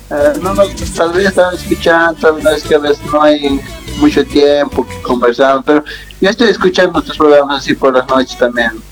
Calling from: São Paulo, Brazil; Desde Sao Paulo, en aquí que nuestra estamos.

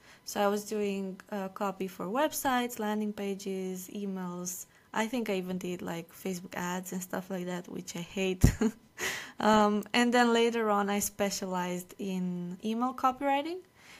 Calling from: Romania; I'm calling from Romania.

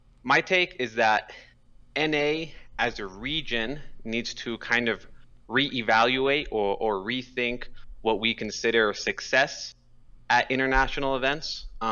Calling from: Albuquerque, New Mexico, United States; I am calling from Albuquerque, New Mexico.

